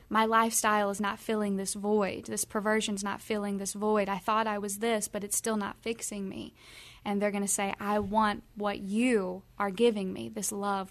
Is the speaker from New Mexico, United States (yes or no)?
no; Kentucky, United States; we're from the South, we're from Kentucky, Bible Belt